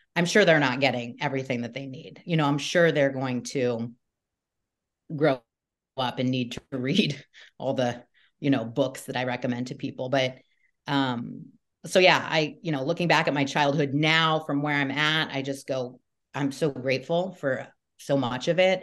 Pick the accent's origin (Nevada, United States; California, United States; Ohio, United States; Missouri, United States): California, United States; Newport Beach; I grew up in Newport Beach, Um, California